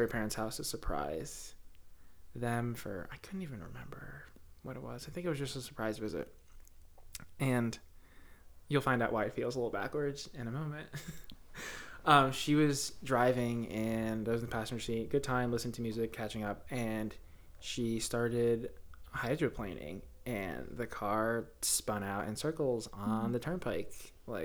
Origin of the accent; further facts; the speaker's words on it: New Jersey, United States; I'm from North Jersey, so Brooklyn Aquarium's like 45 minutes away